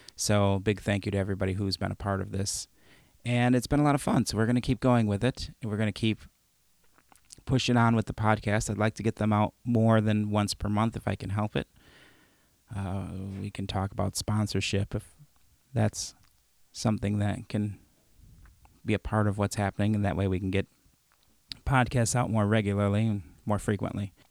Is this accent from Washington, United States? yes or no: no; Chicago, Illinois, United States; moved away; also born or lived in Madison; I grew up in Chicago